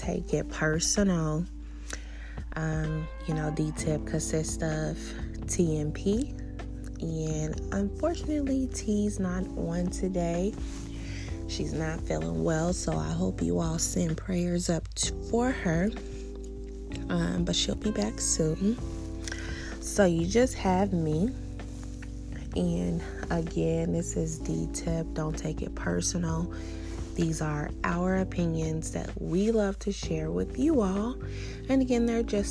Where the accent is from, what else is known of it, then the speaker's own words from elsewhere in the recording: Indiana, United States; moved away as an adult; now in Arizona, United States; I'm from Indiana. And I decided that I was just going to up and move to Arizona